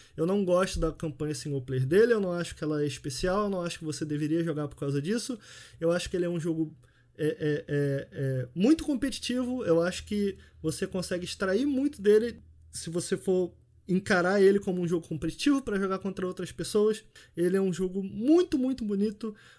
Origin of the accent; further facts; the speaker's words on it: Rio de Janeiro, Brazil; eu nasci fui criado em Campo Grande, que é a zona oeste do Rio de Janeiro